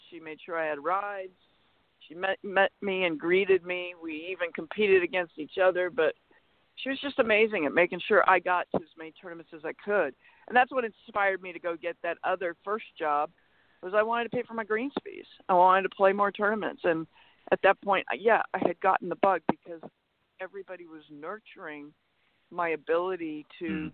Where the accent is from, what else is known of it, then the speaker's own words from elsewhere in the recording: Portland, Maine, United States; now in California, United States; I grew up in Portland, Maine